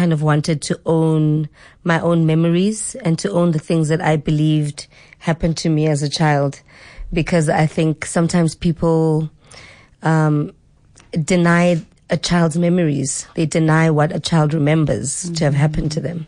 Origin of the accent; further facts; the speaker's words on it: Mqanduli, Eastern Cape, South Africa; I'm originally from the Eastern Cape. I'm from Mganduli, which is along the Wild Coast